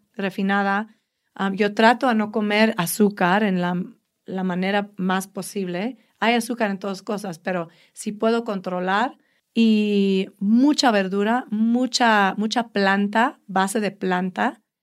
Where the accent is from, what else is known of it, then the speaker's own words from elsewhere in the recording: New York City, New York, United States; Spanish is a second language; moved away as an adult; now in Mexico; Pues soy americana. Yo nací en uh, Brooklyn, New York.